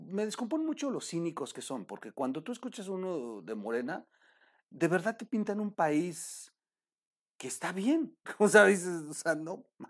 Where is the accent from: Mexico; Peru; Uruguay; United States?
Mexico; como buenos mexicanos